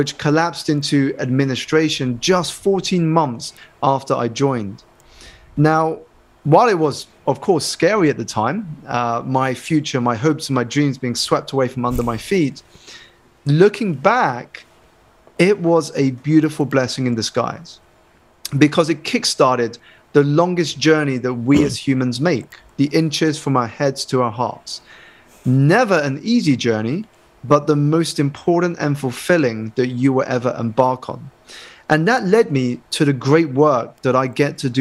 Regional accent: United Kingdom; I was born in the United Kingdom to Malaysian Chinese parents, and I was one of only a handful of Asian students in my school.

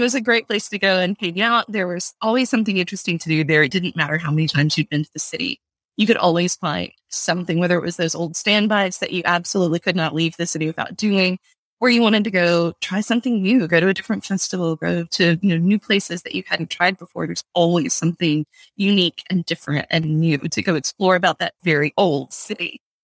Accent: Baton Rouge, Louisiana, United States; I grew up in Baton Rouge

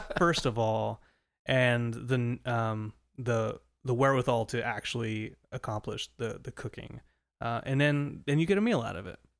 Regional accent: Southern California, United States; moved away; also born or lived in Colorado; a kid growing up in Southern California

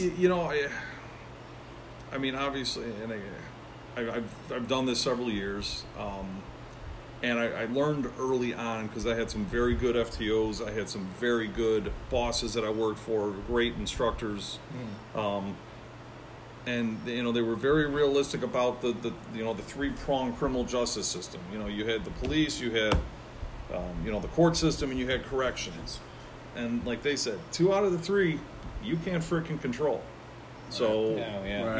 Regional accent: Chicago, Illinois, United States; I was born and raised in Chicago

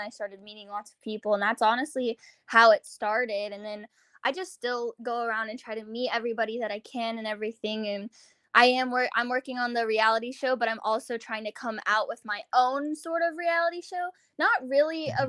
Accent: Virginia, United States; moved away as an adult; also born or lived in New York City; now in Los Angeles, United States; I'm from Virginia originally, and I was always like that theater kid

